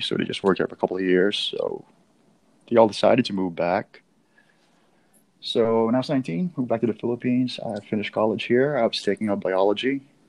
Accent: San Diego, California, United States; also born or lived in Manila; So basically, I was born in Manila. Then when I was about four, we all moved to San Diego in California.

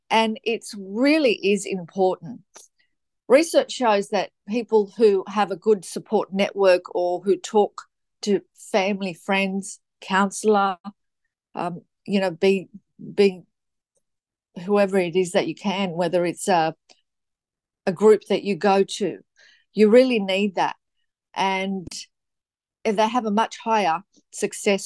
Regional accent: Gold Coast, Queensland, Australia; also born or lived in Sydney, New South Wales; So I'm from the Gold Coast, Queensland, Australia. I was born in Sydney

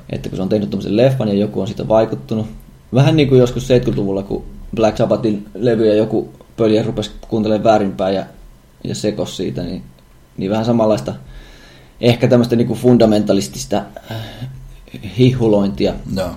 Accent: Savonia, Finland; me kaikki Savosta lähtöisin olevat olemme.

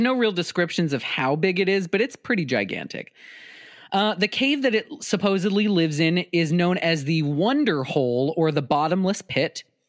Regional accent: South Dakota, United States; my home state of South Dakota

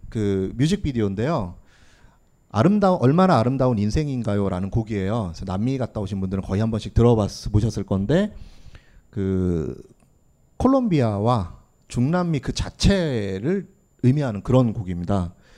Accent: South Korea; 나는 한국인이다. 소이 꼬레아노, 꼬레아노

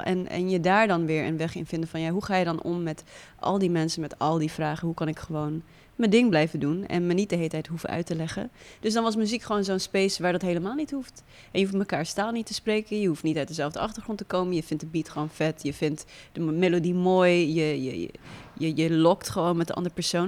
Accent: Netherlands; also born or lived in Windhoek, Namibia; ik groeide op in Nederland

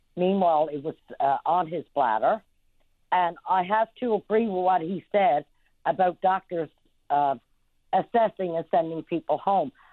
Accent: Trinity Bay, Newfoundland and Labrador, Canada; I'm from Trinity Bay

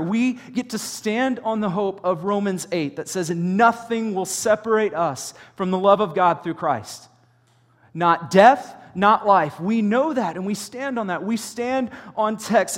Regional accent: United States; the American church

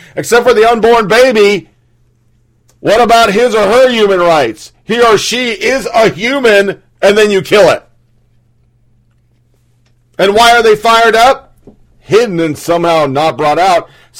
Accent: South Carolina, United States; I was raised in the South and the language that was used in a language that I'm very used to hearing in rural South Carolina

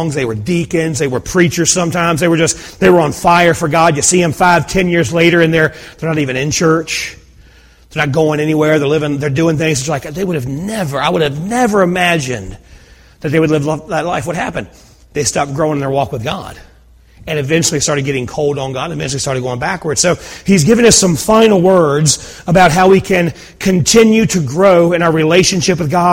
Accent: United States; we as American Christians

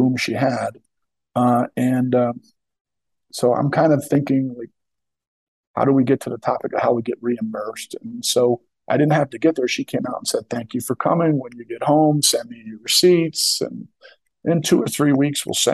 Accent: Philadelphia, Pennsylvania, United States; moved away; I'm from the Kensington section

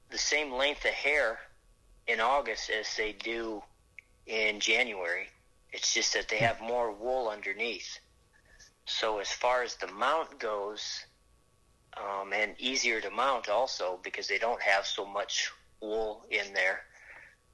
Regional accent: Wayne, Wakefield, Nebraska, United States; I'm from Wayne, Wakefield, Nebraska.

